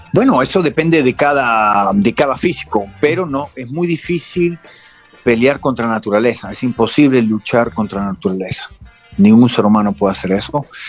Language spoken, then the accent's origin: Spanish; Argentina; los argentinos ya, estamos acostumbrados a ir de visitante